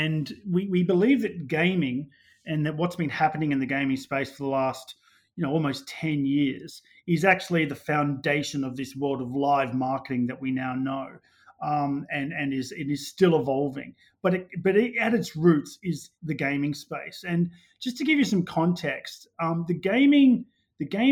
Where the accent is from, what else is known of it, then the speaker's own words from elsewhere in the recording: Australia; moved away as an adult; also born or lived in London; I'm Australian originally